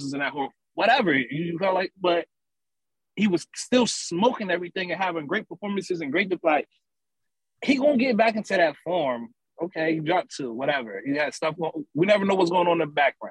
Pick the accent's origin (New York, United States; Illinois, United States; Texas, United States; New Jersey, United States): New Jersey, United States; Camden; also born or lived in Philadelphia, Pennsylvania; I'm from Camden, New Jersey. A lot of family in Philly, so you know, they both hometowns to me